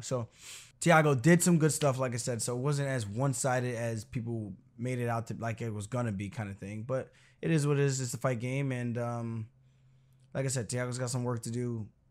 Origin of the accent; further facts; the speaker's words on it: Roosevelt, New York, United States; also born or lived in Uniondale, New York; I grew up in Roosevelt until my seventh grade year, so I finished all the way through sixth grade, graduated elementary school